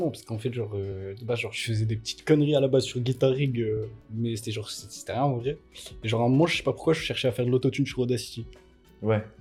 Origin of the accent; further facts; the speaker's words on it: Cagnes-sur-Mer, Provence-Alpes-Côte d'Azur, France; born there; Bah, de base, je suis né à Cannes sur mer c'est juste à côté de Nice. Mais en vrai, genre, j'ai tellement déménagé que je pourrais pas te dire que je viens de ouais, tel euh, endroit.